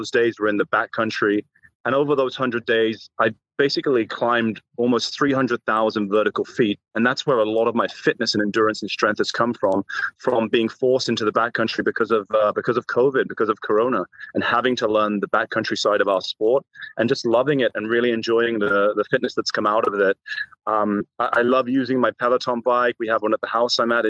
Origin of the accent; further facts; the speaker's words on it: England, United Kingdom; I'm English born and raised